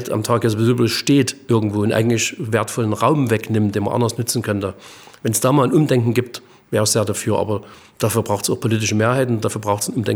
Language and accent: German; East Germany, Germany; Also ich sage mal so, jetzt bin ich Ostdeutscher und sage, beim Thema Schweden und sowas habe ich riesen Bauchschmerzen.